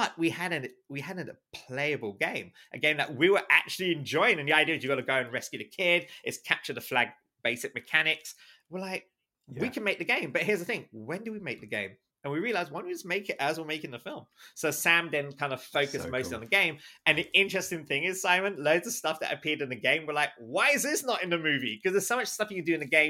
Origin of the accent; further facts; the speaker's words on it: London, United Kingdom; also born or lived in Islington, London / Walthamstow, London / North of England; I'm in London, and I was actually born in London. Specifically, I was born in Islington, and even more specifically, Holloway Road. So if those of you who know Holloway Road, North London, that's where I'm from. But obviously, you know, we moved around, you know, we moved up to, like, you know, East London